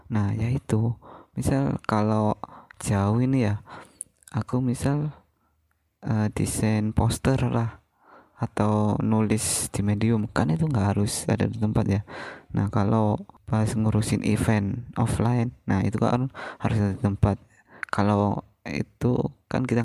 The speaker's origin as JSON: {"language": "Indonesian", "town": "Pasuruan", "region": "East Java", "country": "Indonesia", "lives_now": "Jakarta, Indonesia", "said": "kalau aku ditanyain gitu jujur aku minder aku malu kalau aku jawab dari Pasuruan karena aku mikirnya mereka bakal nggak tahu"}